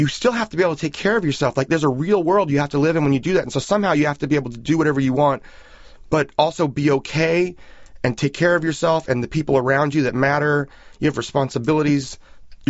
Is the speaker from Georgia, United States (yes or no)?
no; San Francisco, California, United States; growing up in San Francisco at that period